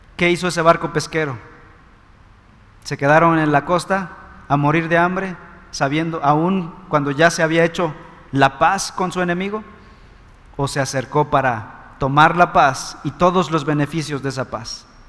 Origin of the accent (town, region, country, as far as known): Mexico